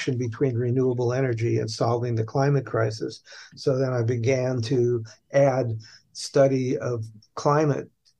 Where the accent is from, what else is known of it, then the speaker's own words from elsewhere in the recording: New York City, New York, United States; I was born and raised in New York City by parents that emigrated from Hungary